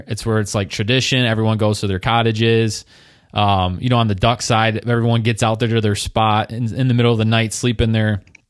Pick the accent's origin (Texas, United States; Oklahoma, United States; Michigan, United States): Michigan, United States; downstate by Detroit area; now in Traverse City, United States; originally from downstate by Detroit area.